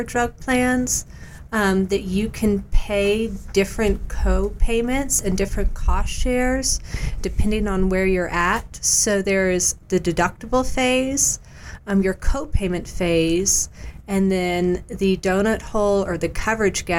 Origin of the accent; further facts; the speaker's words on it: Knoxville, Tennessee, United States; I was born and raised in Knoxville, Tennessee